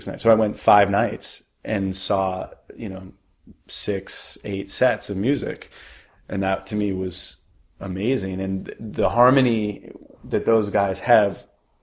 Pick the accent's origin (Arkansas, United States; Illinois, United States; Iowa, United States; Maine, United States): Maine, United States; now in Brooklyn, United States; I'm from Maine